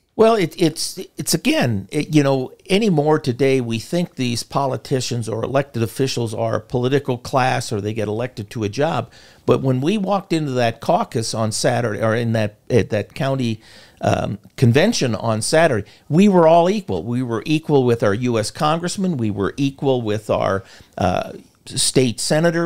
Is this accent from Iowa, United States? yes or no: yes; Iowa, United States; moved away as an adult; also born or lived in Montana; I was born and raised in Iowa with a strong religious background